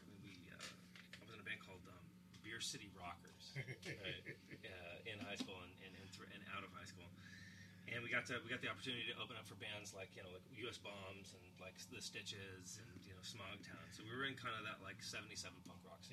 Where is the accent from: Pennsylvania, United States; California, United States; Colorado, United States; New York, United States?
California, United States; Huntington Beach; I was born in Huntington Beach